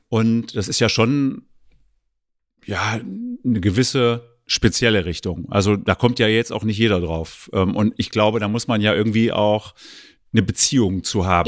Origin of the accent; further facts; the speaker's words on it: eastern Germany, Germany; ich bin ja im Osten der Republik groß geworden